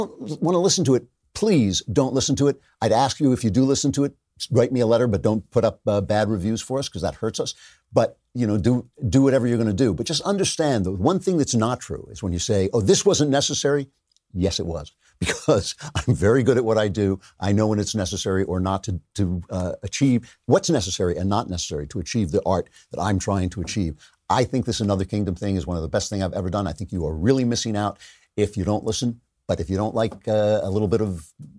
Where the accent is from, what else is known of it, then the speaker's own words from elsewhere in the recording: New York, United States; I'm a New Yorker. I grew up with all these different kinds of people all around me all the time